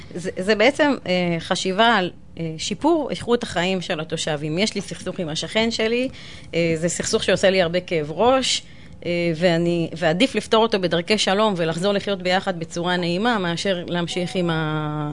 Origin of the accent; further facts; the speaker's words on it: Ramla, Central District, Israel; אני רבלאית מאז ומתמיד